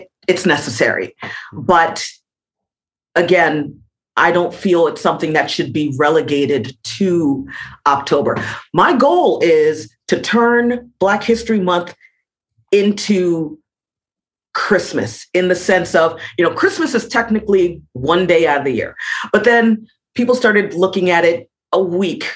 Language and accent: English; Miami, Florida, United States; moved away as an adult; now in Scotland; growing up in Miami